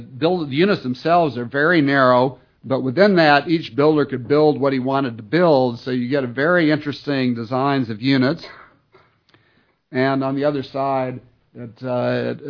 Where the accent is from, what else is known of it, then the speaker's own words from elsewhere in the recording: Texas, United States; moved away; I'm from Texas